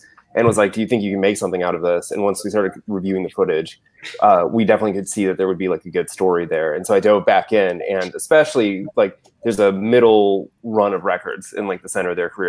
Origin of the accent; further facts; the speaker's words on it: Florida, United States; also born or lived in Ohio; now in Cleveland, United States; I grew up in Florida, but I didn't really go to shows until I moved to Ohio.